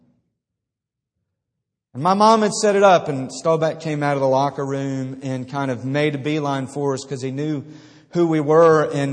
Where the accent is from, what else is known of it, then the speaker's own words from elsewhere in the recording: outside of Philadelphia, Pennsylvania, United States; I grew up outside of Philadelphia